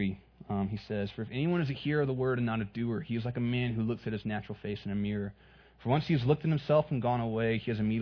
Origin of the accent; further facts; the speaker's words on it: North Carolina, United States; moved away as an adult; now in Southern California, United States; I grew up in North Carolina